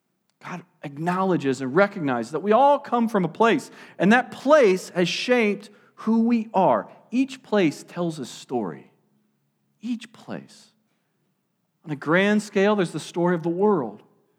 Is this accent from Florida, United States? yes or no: no; Cincinnati, Ohio, United States; born there; where am I from? It's kind of hard for me to answer because I've lived a lot of different places. I was born in Cincinnati, and so I love Skyline Chili.